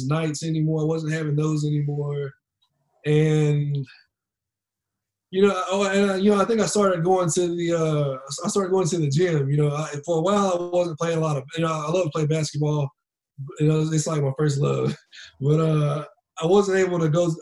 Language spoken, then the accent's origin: English; Greensboro, North Carolina, United States; here in Greensboro, in my hometown